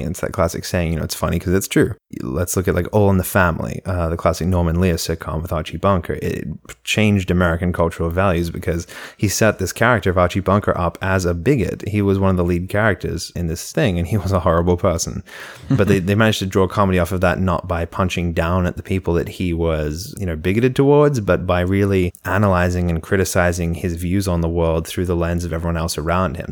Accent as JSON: {"language": "English", "country": "Australia", "moved": "yes", "lives_now": "United States"}